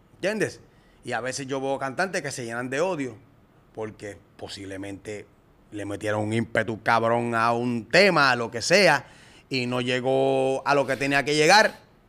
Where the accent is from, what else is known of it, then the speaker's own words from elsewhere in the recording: Puerto Rico; prácticamente en Puerto Rico solamente hacíamos